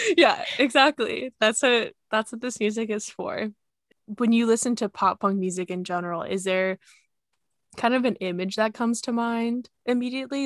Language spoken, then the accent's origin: English; San Diego, California, United States; We grew up together in San Diego